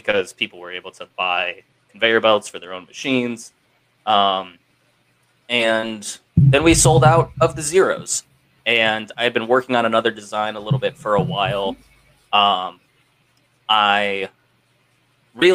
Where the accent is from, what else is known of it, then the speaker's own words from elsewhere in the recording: Ohio, United States; I grew up in Ohio